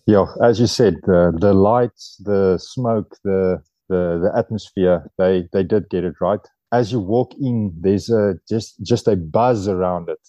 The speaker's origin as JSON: {"language": "English", "country": "South Africa", "moved": "as an adult", "lives_now": "France", "said": "in my heart, I'm, I'm a South African."}